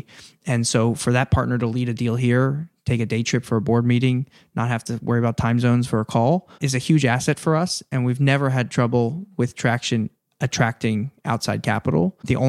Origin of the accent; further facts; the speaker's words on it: East Coast, United States; I grew up on the East Coast. All our grandparents moved down there when they got old and wanted to retire.